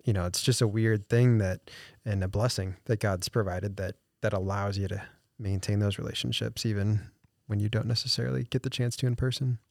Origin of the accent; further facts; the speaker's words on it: St. Louis, Missouri, United States; moved away as an adult; now in Des Moines, United States; I'm not from Des Moines. Um, I'm a transplant here from, uh, Saint Louis area.